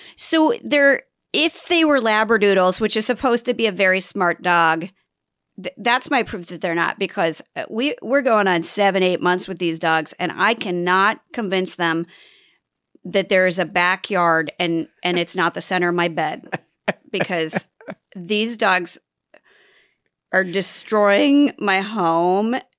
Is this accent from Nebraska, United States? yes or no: yes; Nebraska, United States; I'm from Nebraska